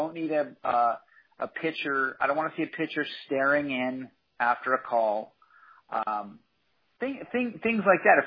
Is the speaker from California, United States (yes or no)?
yes; San Diego, California, United States; I grew up in San Diego